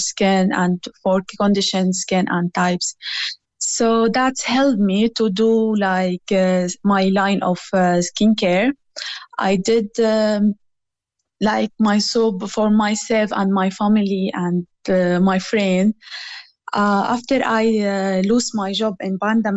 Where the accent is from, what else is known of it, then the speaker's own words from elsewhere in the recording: Syria; English is a second language; moved away as an adult; now in Clonakilty, Ireland; I came from Syria originally, and I'm here in Ireland about 4 years ago